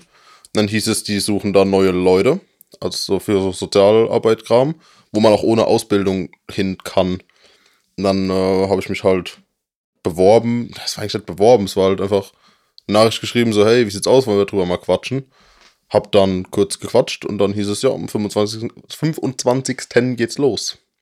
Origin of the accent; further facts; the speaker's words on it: Germany; wir sind Deutsche